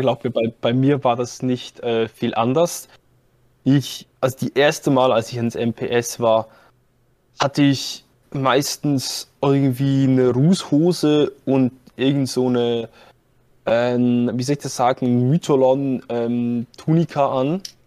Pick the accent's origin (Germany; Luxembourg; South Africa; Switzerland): Switzerland; Zurich; ich komme aus der Schweiz, ich komme aus dem Kanton Zürich.